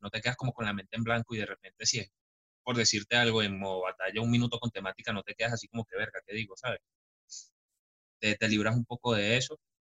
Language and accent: Spanish; Caracas, Capital District, Venezuela; yo soy de Caracas, de un bello pueblito que no aparece en el mapa